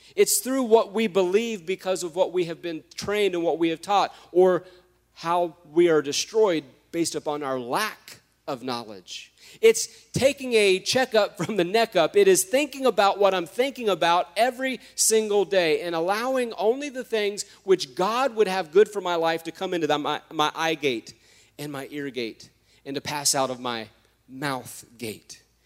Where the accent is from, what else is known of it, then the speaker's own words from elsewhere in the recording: United States; I'm American